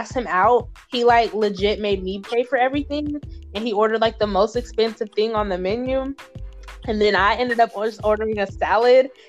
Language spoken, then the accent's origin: English; Southern Mississippi, United States; my family and I, we're from Southern Mississippi. And so in the South, you're just kind of raised to like let a man be chivalrous